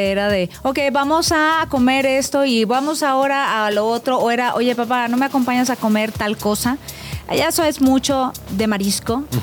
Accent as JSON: {"language": "Spanish", "town": "Ciudad Madero", "region": "Tamaulipas", "country": "Mexico", "said": "Tenemos una gran cocina allá en, Tamaulipas."}